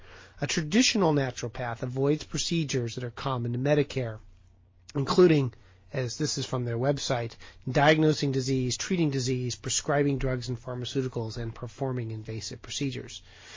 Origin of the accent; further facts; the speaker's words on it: Portland, Oregon, United States; And I am ever so proud that Portland, Oregon, my hometown, is the home of one of these colleges.